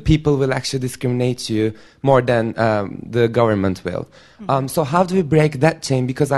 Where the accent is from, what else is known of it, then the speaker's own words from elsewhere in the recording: Turkey; I'm also from Turkey.